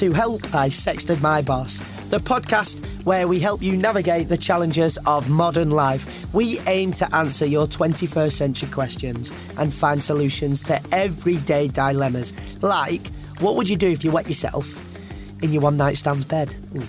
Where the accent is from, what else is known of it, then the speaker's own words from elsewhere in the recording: United Kingdom; also born or lived in York; I am from the North.